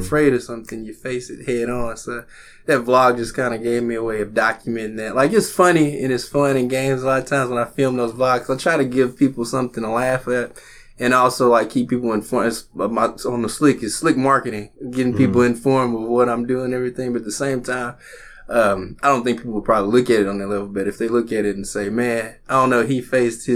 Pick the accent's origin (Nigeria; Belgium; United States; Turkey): United States; Little Rock, Arkansas; I grew up here in Little Rock